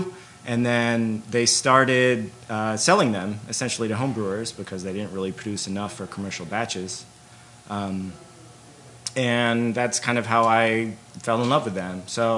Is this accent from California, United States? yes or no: yes; Solana Beach, California, United States; I grew up in San Diego, in Solana Beach, which many of you know is the home of Pizza Port.